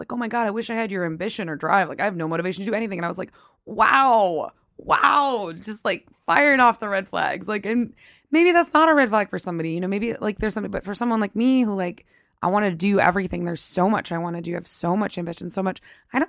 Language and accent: English; the South, United States; moved away; I'm from the South